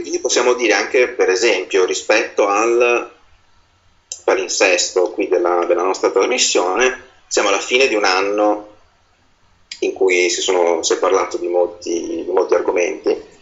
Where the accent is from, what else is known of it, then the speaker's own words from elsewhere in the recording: Veneto, Italy; essendo io veneto